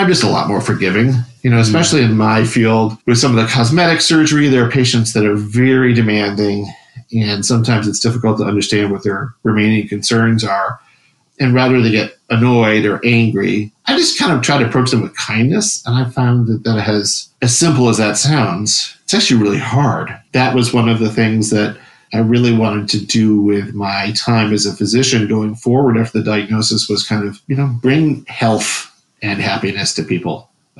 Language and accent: English; Wisconsin, United States; So I was from Wisconsin.